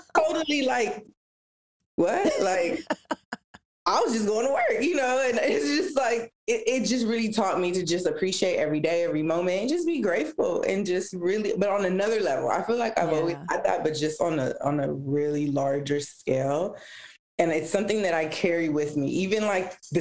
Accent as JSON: {"language": "English", "town": "Los Angeles", "region": "California", "country": "United States", "tie": "born or raised there", "also_born_or_lived": "Downey / Paramount", "first_language": "Spanish", "second_language": "English", "said": "So I was born and raised here in Los Angeles. I grew up actually in the area that I still live"}